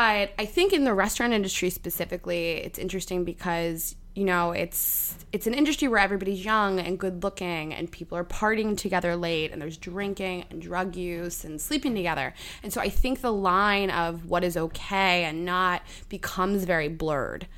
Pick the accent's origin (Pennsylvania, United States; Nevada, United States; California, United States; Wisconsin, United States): Pennsylvania, United States; Pittsburgh; now in New York, United States; I grew up in Pittsburgh